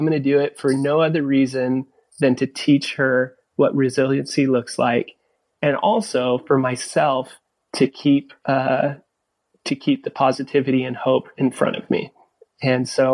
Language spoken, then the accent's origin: English; California, United States; I grew up in California, so I grew up surfing.